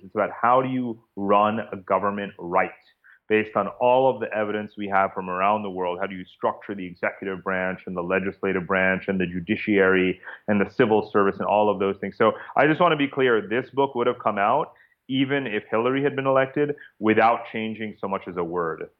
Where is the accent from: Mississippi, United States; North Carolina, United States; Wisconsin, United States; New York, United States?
New York, United States; Chappaqua; now in Singapore; I'm actually from Chappaqua, New York